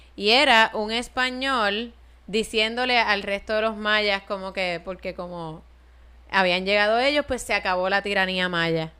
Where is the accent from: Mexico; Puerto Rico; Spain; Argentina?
Puerto Rico; tener que ordenar en inglés en mi fucking país